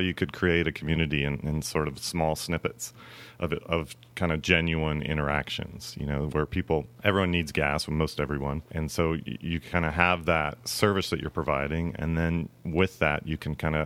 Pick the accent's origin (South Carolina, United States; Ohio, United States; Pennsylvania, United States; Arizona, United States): Arizona, United States; Tucson; moved away as an adult; also born or lived in Flagstaff, Arizona / Oakland, California / Southern California; now in Napa, United States; I was born and raised in Tucson, Arizona